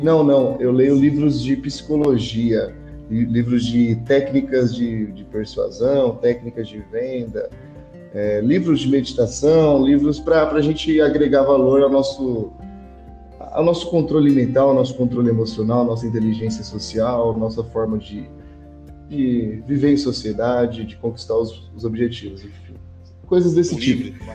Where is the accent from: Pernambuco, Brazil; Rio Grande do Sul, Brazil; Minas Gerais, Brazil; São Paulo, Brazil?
São Paulo, Brazil; Hortolândia; now in Monte Mor, Brazil; moro em Montemor, mas eu sou de Hortolândia